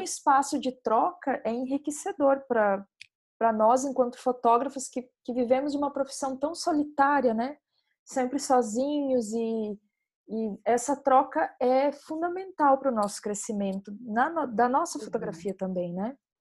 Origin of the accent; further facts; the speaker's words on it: Santa Catarina, Brazil; also born or lived in Mato Grosso; now in Recife, Brazil; Eu sou catarinense, morei em Mato Grosso, agora estou morando em Recife.